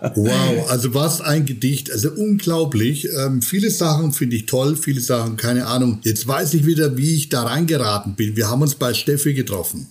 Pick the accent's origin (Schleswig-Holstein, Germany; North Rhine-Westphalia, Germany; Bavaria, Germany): Bavaria, Germany; Volkach; also born or lived in Würzburg; da, wo ich herkomme, aus Volkach, Astheim, kleiner, kleiner Ort, und Papa natürlich Winter ist es natürlich, äh, da wächst du mit Wein auf